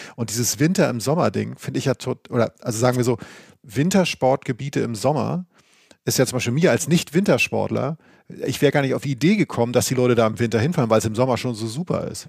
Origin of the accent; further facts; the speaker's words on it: Northern Germany, Germany; als Norddeutscher und vom Wasser